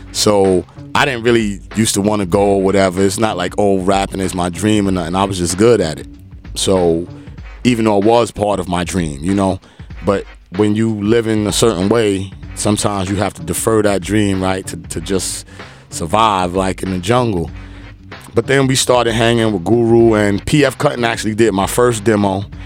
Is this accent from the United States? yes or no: yes; New York City, New York, United States; I was born in Brooklyn, East New York.